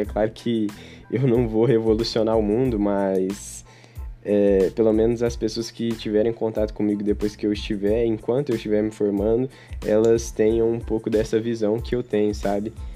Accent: Uberaba, Minas Gerais, Brazil; eu sou daqui de Uberaba mesmo

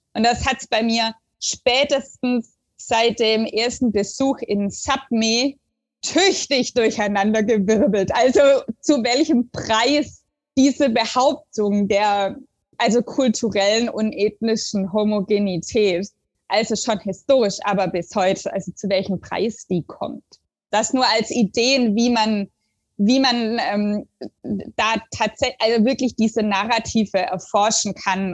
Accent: the area near Stuttgart, Baden-Württemberg, Germany; moved away as an adult; also born or lived in Sweden / Oslo, Norway; now in Aarhus, Denmark; das ist so ein, so ein Schulverein in Stuttgart mit einer Außenstelle in der Gegend, wo ich herkomme

